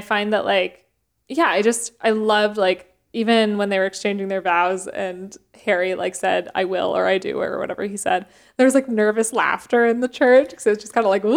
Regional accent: Canada; growing up in Canada

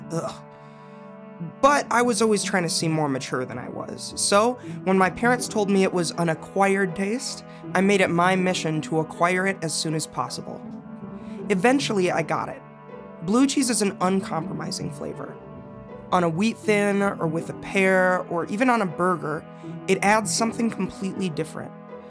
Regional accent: Minneapolis, Minnesota, United States; growing up in Minneapolis

